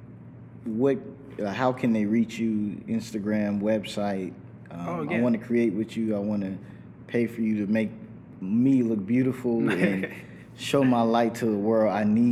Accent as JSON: {"language": "English", "town": "Brooklyn", "region": "New York", "country": "United States", "said": "I'm from Brooklyn, New York. Shout out to New York City."}